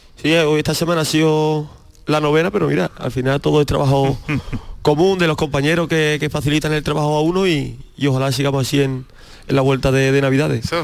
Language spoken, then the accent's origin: Spanish; Aracena, Andalusia, Spain; Yo soy de un pueblo de, de Arcena y al final hemos mamado el recreativo de Huelva